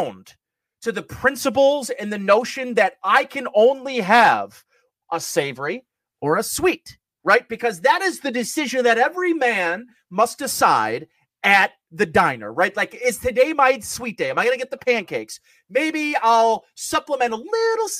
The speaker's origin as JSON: {"language": "English", "town": "Hamburg", "region": "New York", "country": "United States", "tie": "born or raised there", "said": "my hometown in Hamburg"}